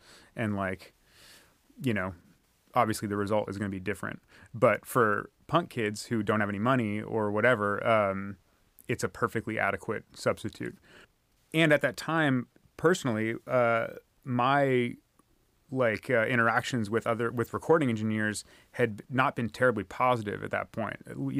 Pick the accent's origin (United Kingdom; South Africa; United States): United States; California; And I'm from the San Francisco Peninsula, which is like pretty much right between San Francisco and San Jose on the west side of the San Francisco Bay.